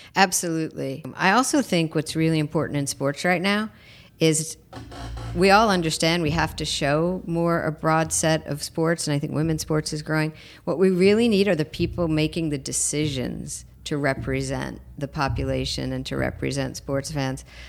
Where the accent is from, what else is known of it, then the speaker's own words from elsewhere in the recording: New York, United States; moved away as an adult; now in Los Angeles, United States; I'm a New Yorker who lives in L